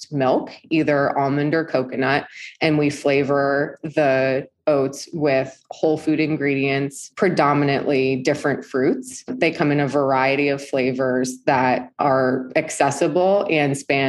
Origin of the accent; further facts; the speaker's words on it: East Coast, United States; moved away as an adult; also born or lived in New York City, United States; now in Southern California, United States; I grew up on the East Coast